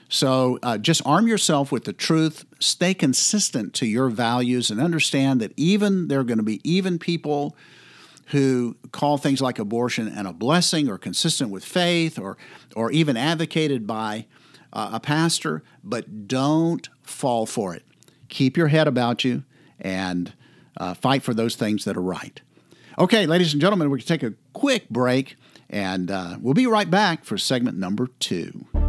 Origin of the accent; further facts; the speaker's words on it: Florida, United States; I grew up in Florida